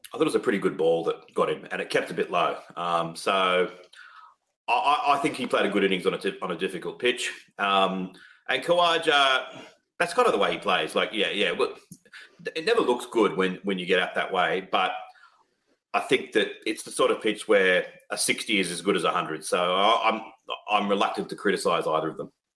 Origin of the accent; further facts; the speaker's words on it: Australia; I'm an Australian